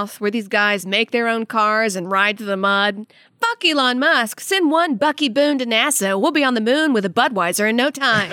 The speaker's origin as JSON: {"language": "English", "country": "Saudi Arabia", "tie": "born or raised there", "also_born_or_lived": "Louisiana", "moved": "yes", "lives_now": "United States", "said": "I was born in Saudi Arabia and lived there as a kid."}